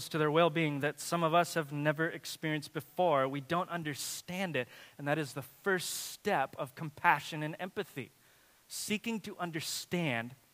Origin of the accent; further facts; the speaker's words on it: Watsonville, California, United States; I remember as a kid in my hometown of Watsonville, this is the only, the only town in its, in its county that allowed fireworks.